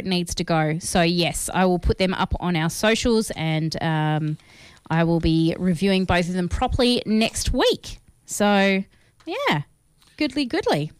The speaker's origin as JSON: {"language": "English", "country": "Australia", "said": "we are Australian"}